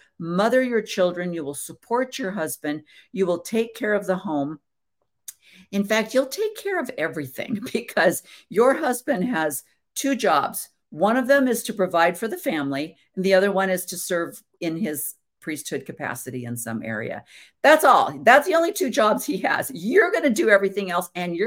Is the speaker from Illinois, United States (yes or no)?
yes; south of Chicago, Illinois, United States; Just south of Chicago